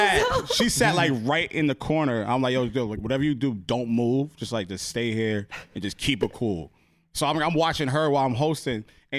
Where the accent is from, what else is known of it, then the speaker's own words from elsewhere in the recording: New York, United States; I'm just down here for work. You know, from New York.